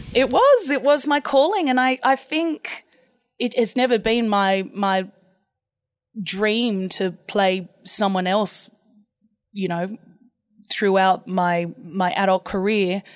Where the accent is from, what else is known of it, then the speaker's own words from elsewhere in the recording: Sydney, New South Wales, Australia; I grew up in Saint Ives with my mum and dad